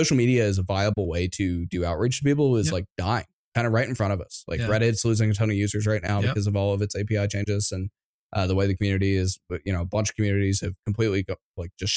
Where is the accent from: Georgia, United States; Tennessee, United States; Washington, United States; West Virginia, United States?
Georgia, United States; Atlanta; we grew up in Atlanta, so local to Atlanta